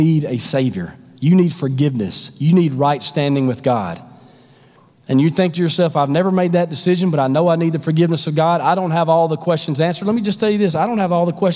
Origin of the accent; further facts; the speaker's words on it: the South, United States; I grew up in the South.